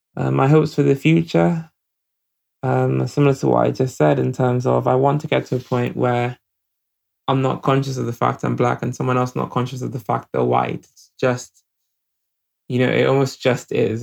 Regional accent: Nigeria; now in United Kingdom; I grew up in Nigeria

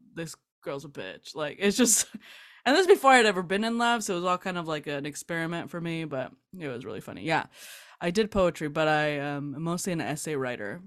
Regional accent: South Gate, California, United States; I grew up in Southgate, California.

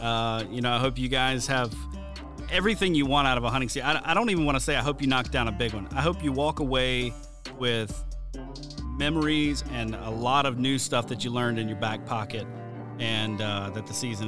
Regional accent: Mobile, Alabama, United States; I'm from Mobile, Alabama.

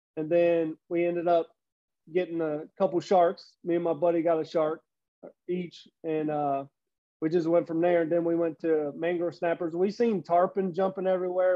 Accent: Cincinnati, Ohio, United States; also born or lived in Tennessee / Florida; born and raised in Cincinnati, but you know there's a few years in there. I went to Tennessee for a year, Florida for a year

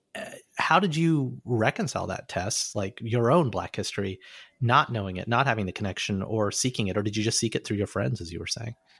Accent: Alabama, United States; moved away; growing up in Alabama, something I realize now that I'm not in Alabama

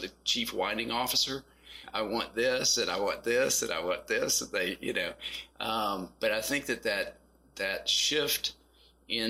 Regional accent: Western Kentucky, United States; moved away as an adult; also born or lived in Texas; now in Nashville, United States; I grew up in Western Kentucky

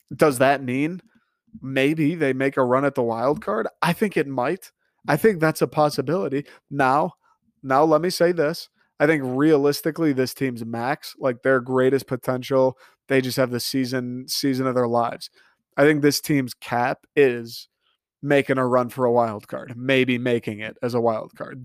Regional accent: Michigan, United States; I grew up in Michigan

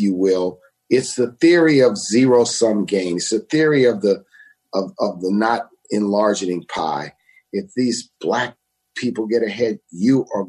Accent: Louisiana, United States; moved away as an adult; also born or lived in New Orleans; now in New York, United States; I'm from Louisiana

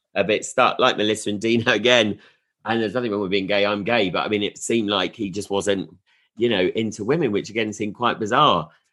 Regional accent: Sussex, South East England, United Kingdom; now in Leeds, United Kingdom; I'm from Sussex, uh, so I haven't really got an ah. accent.

